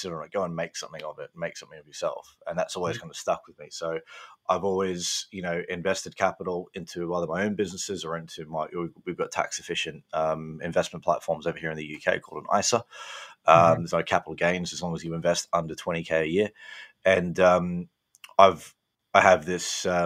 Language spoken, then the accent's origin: English; Gold Coast, Queensland, Australia; moved away as an adult; also born or lived in London; now in United Kingdom; I grew up in Australia on a farm on the Gold Coast